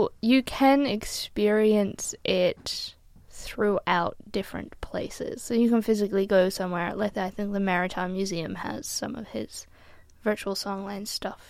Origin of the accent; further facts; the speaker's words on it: United States; now in Brisbane, Australia; I grew up in the States